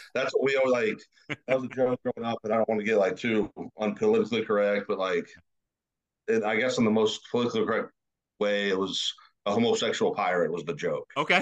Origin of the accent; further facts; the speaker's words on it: Lakeway, Texas, United States; moved away as an adult; also born or lived in Austin, Texas / Dallas-Fort Worth, Texas; now in Houston, United States; growing up there, that was normal to me